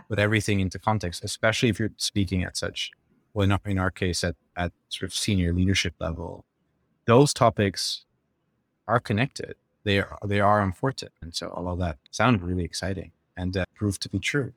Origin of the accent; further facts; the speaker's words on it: Netherlands; moved away; I'm from the Netherlands, did my undergrad